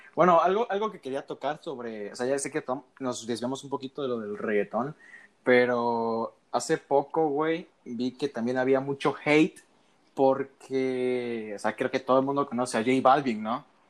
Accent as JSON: {"language": "Spanish", "region": "Veracruz", "country": "Mexico", "tie": "born or raised there", "moved": "yes", "lives_now": "Tabasco, Mexico", "said": "Soy tabasqueño porque nací aquí, güey, pero yo a temprana edad me fui a vivir a Veracruz."}